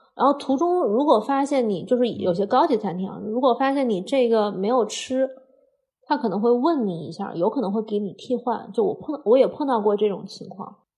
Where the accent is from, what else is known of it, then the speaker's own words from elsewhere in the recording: Hunan, China; 虽然我是湖南人